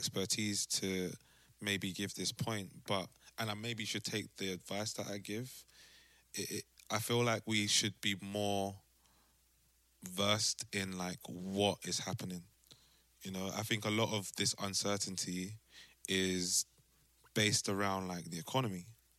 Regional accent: London, United Kingdom; moved away as an adult; now in Amsterdam, Netherlands; growing up in South and like from maybe 10, the age that you start to travel to school by yourself to the age that you have your own car

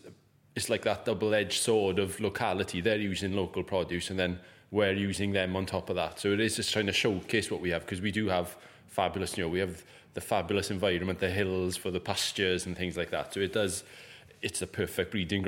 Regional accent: Trimsaran, Wales, United Kingdom; So we're both from the Llanelli area. I'm from a little village called Trimsaran, which is just outside Llanelli

